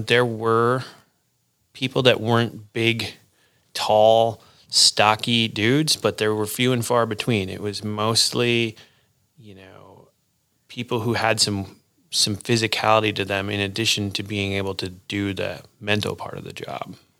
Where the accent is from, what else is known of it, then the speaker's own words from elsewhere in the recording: Wisconsin, United States; moved away as an adult; also born or lived in Chicago, Illinois; now in Fort Collins, United States; I grew up in Wisconsin